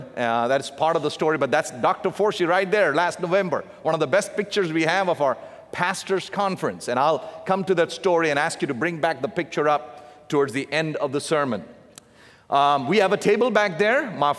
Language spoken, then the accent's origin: English; South India, India; my dad and mom, they were raised in the southern part of India, so I'm a southerner from India in the south.